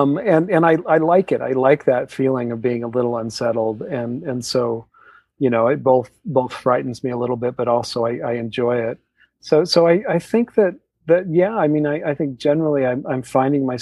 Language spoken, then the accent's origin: English; Utah, United States; I grew up in Utah down the street from someone who had horses